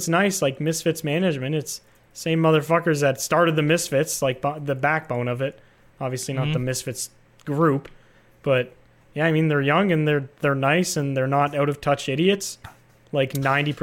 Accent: Canada; I'm Canadian.

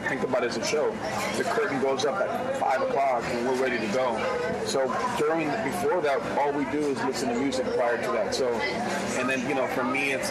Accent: New York City, New York, United States; I grew up in New York City, you know, going to Brooklyn

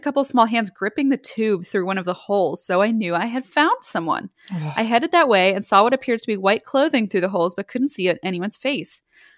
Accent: Iowa, United States; I was born and raised in Iowa, and most of my family lives in Iowa, too.

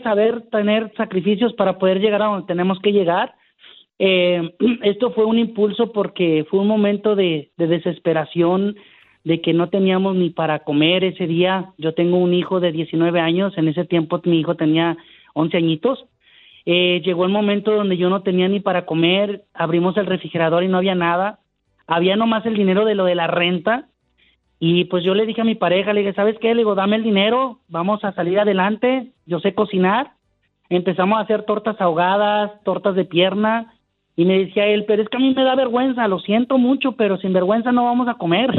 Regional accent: Guadalajara, Jalisco, Mexico; also born or lived in Tepic, Nayarit; now in Colorado Springs, United States; nací en Nayarit, Tepic Nayarit, pero estoy criado en Guadalajara

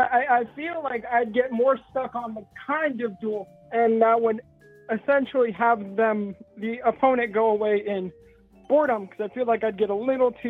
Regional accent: Washington, United States; where I grew up, because I'm from Washington State.

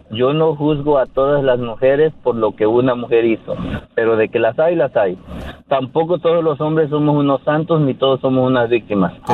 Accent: Mexico; moved away as an adult; now in United States; mi país, de, México, y yo estaba casado allá en México. Cuando llegué aquí a Estados Unidos

